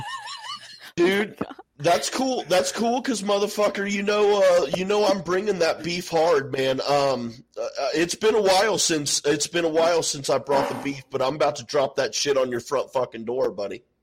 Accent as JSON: {"language": "English", "town": "Houston", "region": "Texas", "country": "United States", "tie": "born or raised there", "said": "I grew up in North Houston"}